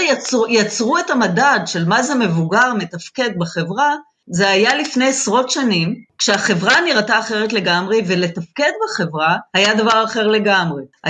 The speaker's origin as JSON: {"language": "Hebrew", "country": "Israel", "tie": "born or raised there", "said": "החינוך הקיבוצי, שגם אני גדלתי בו"}